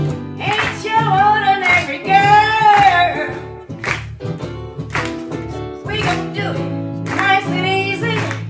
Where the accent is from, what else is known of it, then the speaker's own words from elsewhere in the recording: Memphis, Tennessee, United States; moved away; growing up in Memphis, Tennessee. I happen to be Jewish